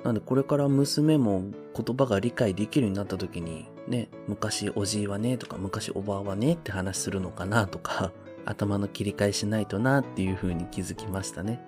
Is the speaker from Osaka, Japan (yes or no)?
no; Okinawa, Japan; now in Kanto, Japan; 沖縄から上京してきて今関東に住んでるんですけどなんで沖縄の両親と、まだあの弟が沖縄に住んでるので